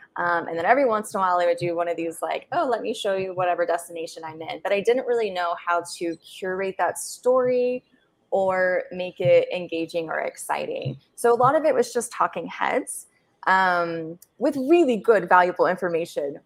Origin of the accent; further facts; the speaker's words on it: United States; moved away as an adult; as an American